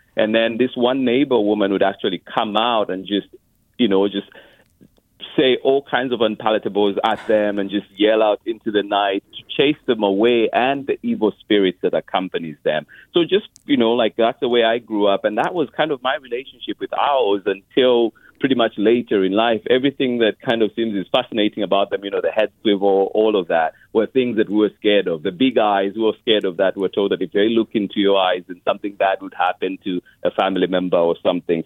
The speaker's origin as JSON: {"language": "English", "town": "Lusaka", "region": "Lusaka Province", "country": "Zambia", "tie": "born or raised there", "moved": "yes", "lives_now": "Oakland, United States", "said": "I grew up in Lusaka, Zambia"}